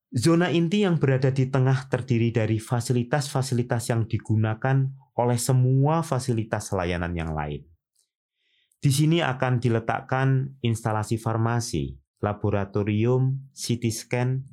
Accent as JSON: {"language": "Indonesian", "country": "Indonesia", "said": "saya orang Indonesia"}